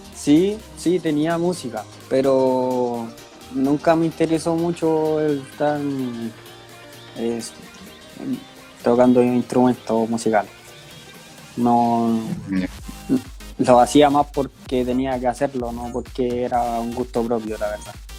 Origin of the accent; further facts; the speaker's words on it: Santiago, Santiago Metropolitan Region, Chile; yo soy de Sarronavia, acá en, Santiago. Eh, empecé jugando en canchas de barrio, en un club que se llama Palmeira, que es de acá de Sarronavia.